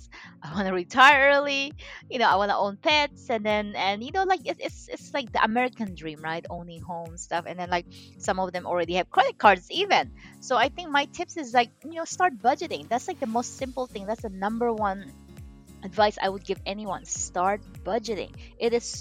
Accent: Philippines; moved away as an adult; now in United States; I'm Chinese, I was born and raised in the Philippines

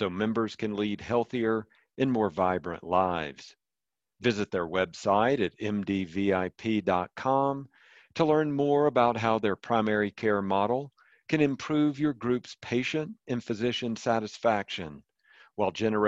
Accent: the South, United States; accent: Southern; my Southern accent

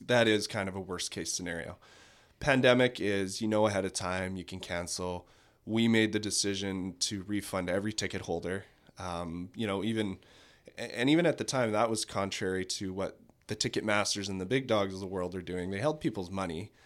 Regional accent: Manitoba, Canada; now in Kelowna, Canada; then was back to Brandon, so I'm from Manitoba.

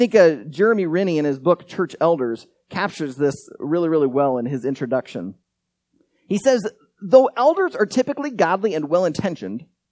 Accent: United States; also born or lived in Iowa; As Americans

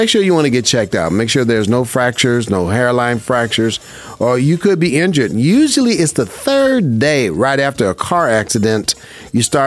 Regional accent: Las Vegas, Nevada, United States; I was born and raised in Vegas, and I love it. This is my hometown.

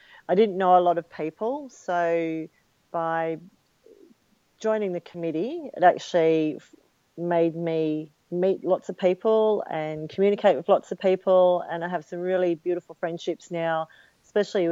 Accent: Sydney, New South Wales, Australia; also born or lived in United States; as a youngster I was a member of Manly life saving clubs

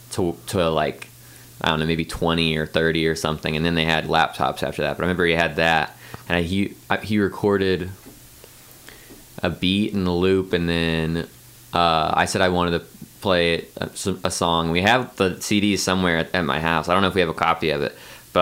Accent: Columbia, Missouri, United States; born or raised there

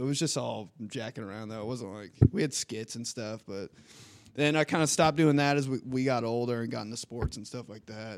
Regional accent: Indianapolis, Indiana, United States; also born or lived in Michigan; So we all moved here when I was four years old and from there on, I've just been an indie kid, Southside kid

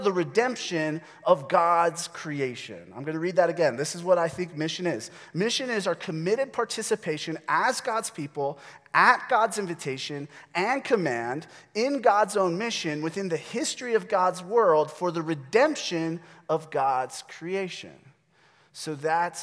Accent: United States; we, as American Christians

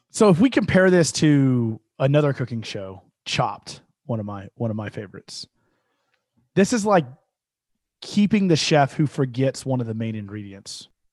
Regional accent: Katy, Texas, United States; My hometown of Katy, Texas

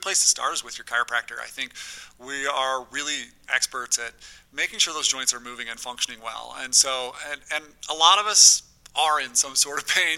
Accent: South Ogden, Utah, United States; I grew up in South Ogden, Uinta Elementary, eh, that sort of area

